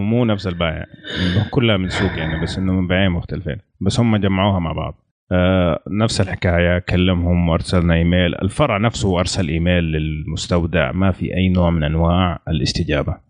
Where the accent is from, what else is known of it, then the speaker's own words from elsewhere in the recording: Saudi Arabia; عندنا في السعودية